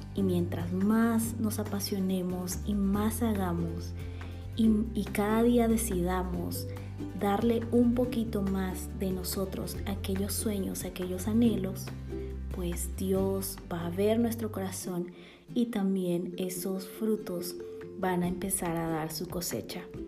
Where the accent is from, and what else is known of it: Bolivia; born or raised there; now in Guatemala